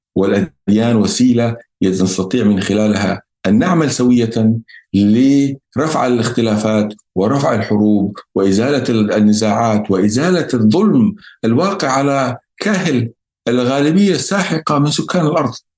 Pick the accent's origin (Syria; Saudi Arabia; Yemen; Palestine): Yemen; احنا عندنا في اليمن